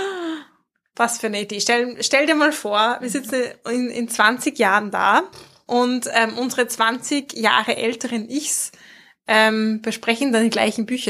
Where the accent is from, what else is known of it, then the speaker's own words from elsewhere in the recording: Mühlviertel, Upper Austria, Austria; accent: Mühlviertler Dialekt; moved away as an adult; now in Vienna, Austria; unserem Mühlviertler Dialekt